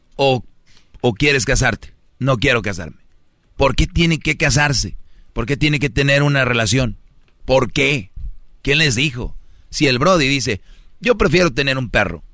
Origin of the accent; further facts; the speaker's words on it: Monterrey, Nuevo León, Mexico; la gente que somos de Monterrey